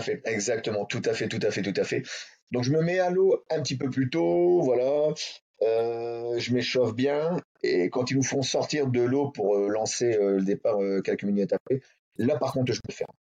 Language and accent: French; Hauts-de-France, France; je suis de l'Étrême des Hauts-de-France